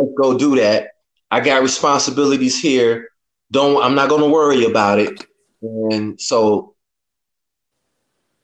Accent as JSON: {"language": "English", "town": "Chicago", "region": "Illinois", "country": "United States", "tie": "born or raised there", "moved": "as an adult", "said": "When I was growing up in Chicago"}